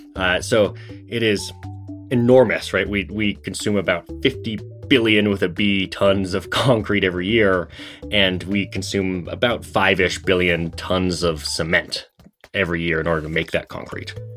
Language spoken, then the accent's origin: English; Seattle, Washington, United States; I grew up in Seattle